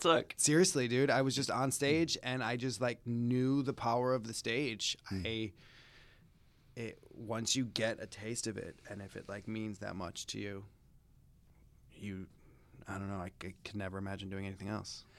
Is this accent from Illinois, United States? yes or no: yes; Chicago, Illinois, United States; moved away; I grew up in the Midwest. I feel like, or s- Chicago specifically